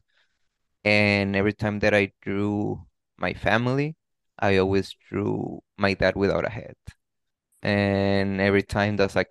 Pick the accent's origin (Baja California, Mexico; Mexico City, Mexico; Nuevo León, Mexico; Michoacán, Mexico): Baja California, Mexico; Tijuana; born and raised in Tijuana, I could definitely say amazing childhood